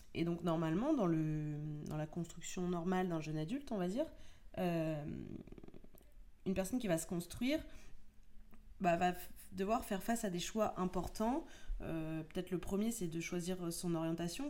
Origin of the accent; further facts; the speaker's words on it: France; nous sommes français